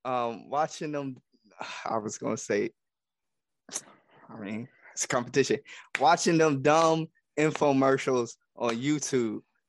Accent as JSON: {"language": "English", "region": "Ohio", "country": "United States", "said": "I don't know what else to really say. I'm from Ohio."}